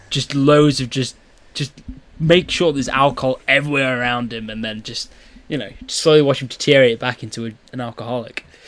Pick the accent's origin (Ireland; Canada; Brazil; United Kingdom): United Kingdom; we're two British guys.